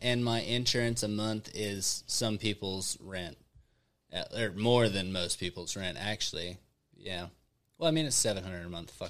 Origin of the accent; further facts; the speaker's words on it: Arkansas, United States; accent: country; moved away as an adult; now in Texas, United States; Well, I'm from Arkansas, bro. It's not that different. I actually moved down here expecting people to have more of an accent than I had, and they have less of an accent than I had.